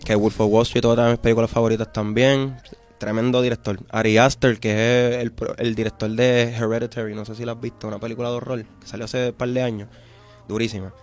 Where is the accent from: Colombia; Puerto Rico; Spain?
Puerto Rico; Vieques; como una persona que viene de Vieques, que yo me crié con panas que no tenían baño